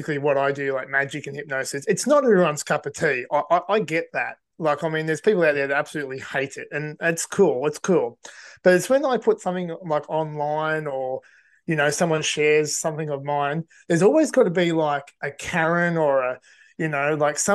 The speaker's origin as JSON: {"language": "English", "town": "Cessnock", "region": "New South Wales", "country": "Australia", "tie": "born or raised there", "said": "I'm in my hometown of Cessnock at the moment."}